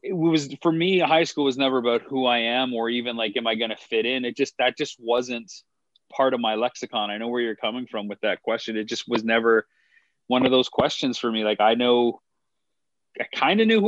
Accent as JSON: {"language": "English", "country": "Canada", "tie": "born or raised there", "said": "Growing up in Canada, you have to take French to a certain extent"}